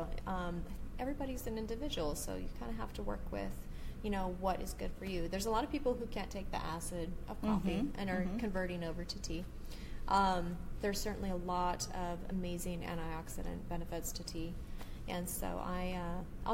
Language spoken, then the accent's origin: English; Alaska, United States; I was born and raised in Alaska. Oh, I've lived my whole life here.